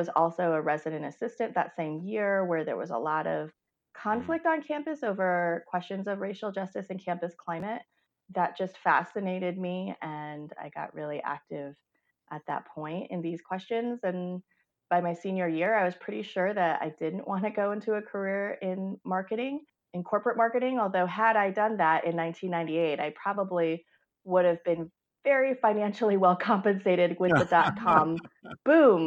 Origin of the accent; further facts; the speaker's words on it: Western Massachusetts, United States; moved away as an adult; now in Fort Collins, United States; I was born and raised in Massachusetts. My parents are Chinese immigrants from Hong Kong, and we somehow ended up in Western Massachusetts, so an hour and a half west of Boston.